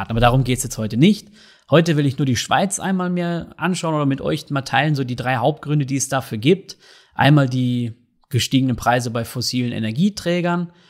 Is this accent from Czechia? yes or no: no; North Rhine-Westphalia, Germany; now in Switzerland; Aber sowas wie jetzt in Deutschland, wenn ich da an meine Heimat denke, im Ruhrgebiet, ähm, Kohlekraftwerke